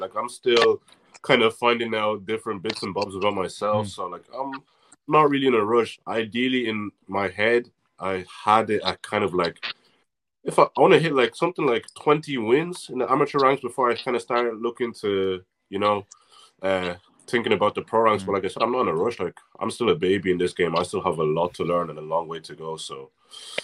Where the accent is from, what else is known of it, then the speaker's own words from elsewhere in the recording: Navan, Leinster, Ireland; I'm actually not from Dundalk. I'm from Navan.